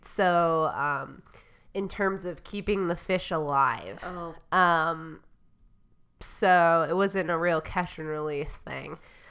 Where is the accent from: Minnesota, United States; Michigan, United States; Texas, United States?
Michigan, United States; we had a cottage on a lake growing up in Michigan.